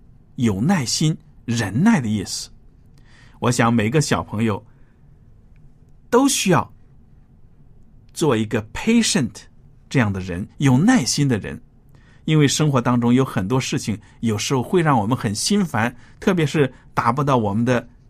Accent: China; 我们中国人最强调做人要谦虚、谦卑

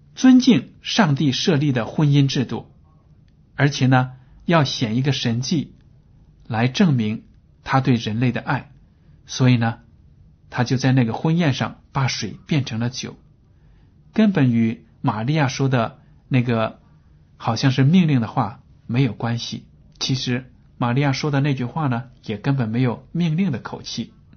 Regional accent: China; 我们中国人

